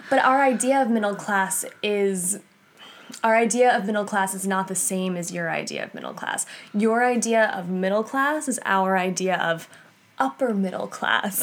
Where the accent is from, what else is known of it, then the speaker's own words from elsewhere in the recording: Massapequa, New York, United States; I'm from Massapequa, Long Island, New York.